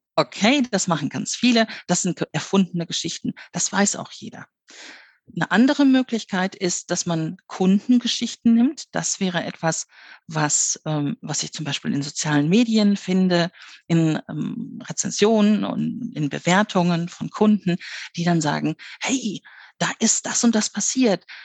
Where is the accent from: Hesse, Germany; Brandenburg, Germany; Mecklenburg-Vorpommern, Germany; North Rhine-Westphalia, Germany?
North Rhine-Westphalia, Germany; Ruhr area; moved away; also born or lived in Bavaria; ich bin im Ruhrgebiet aufgewachsen. Mein Vater war auf der Zeche.